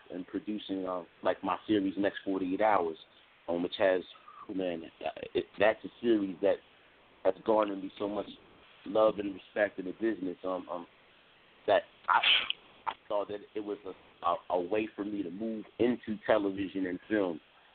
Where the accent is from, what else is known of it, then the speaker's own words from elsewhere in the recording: Delaware, United States; originally I'm from Delaware